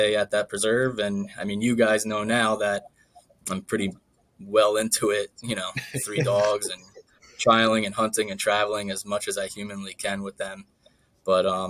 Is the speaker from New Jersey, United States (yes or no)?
yes; Northern New Jersey, United States; I'm from Northern New Jersey